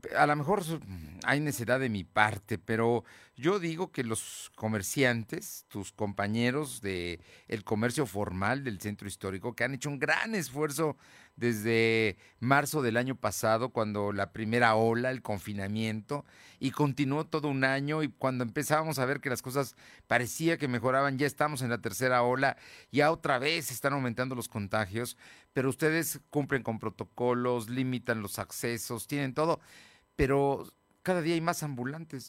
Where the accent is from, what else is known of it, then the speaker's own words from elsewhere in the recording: Puebla, Mexico; como muchos poblanos, estamos orgullosos de nuestro centro histórico